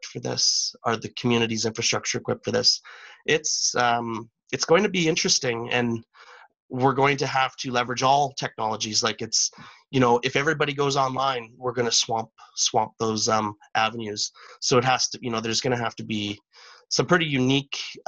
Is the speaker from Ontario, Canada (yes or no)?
no; Teslin, Yukon, Canada; now in Whitehorse, Canada; I'm from Teslin, so I was born and raised in Teslin, Yukon, which is about 180 kilometers south of Whitehorse